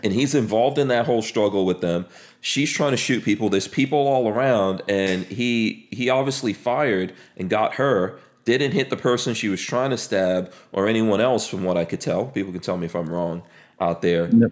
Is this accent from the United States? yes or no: yes; New York City, New York, United States; also born or lived in Caribbean; I grew up in New York City, right? I grew up in a place called Far Rockaway in New York City